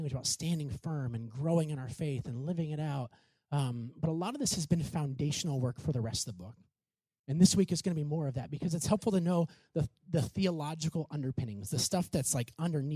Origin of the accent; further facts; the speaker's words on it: Clinton, United States; my hometown, Clinton